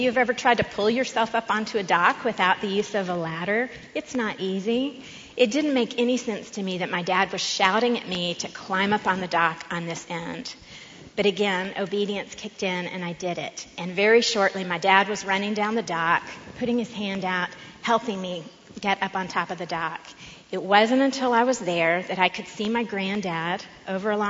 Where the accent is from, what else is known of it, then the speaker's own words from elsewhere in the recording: Austin, Texas, United States; I grew up in Austin.